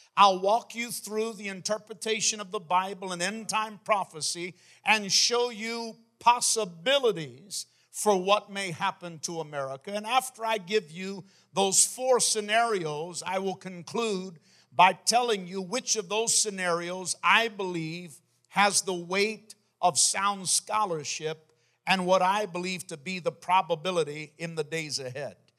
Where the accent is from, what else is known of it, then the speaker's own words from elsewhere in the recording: Maine, United States; my home state, the state of Maine